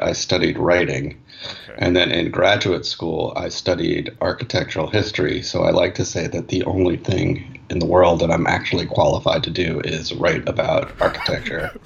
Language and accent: English; New York City, New York, United States; I grew up in Manhattan, uh, in New York City.